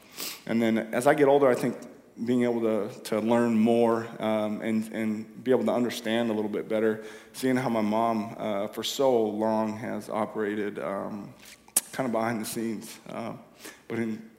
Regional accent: Ferndale, United States; Yeah, grew up here, born and raised in Ferndale.

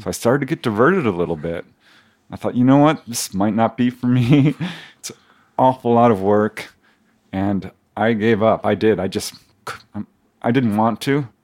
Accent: Topanga Canyon, California, United States; this guy from Topanga Canyon

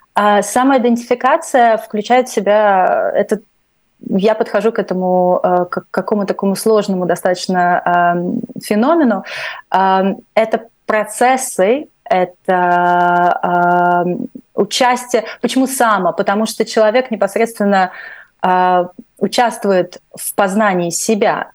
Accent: Latvia; first language Russian; moved away as an adult; Я русскоязычная из Латвии

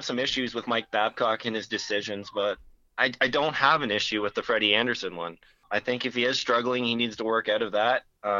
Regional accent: Peterborough, Ontario, Canada; I've been around Peterborough my whole life.

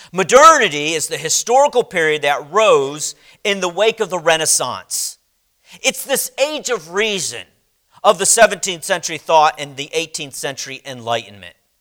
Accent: United States

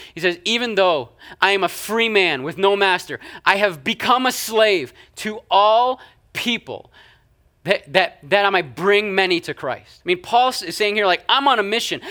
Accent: Canada; moved away; I'm Canadian

